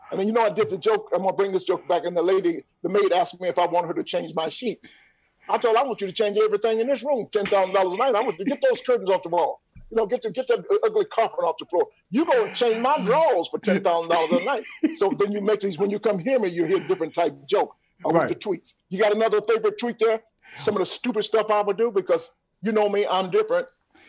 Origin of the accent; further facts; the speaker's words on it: Atlanta, Georgia, United States; I'm born and raised in Atlanta.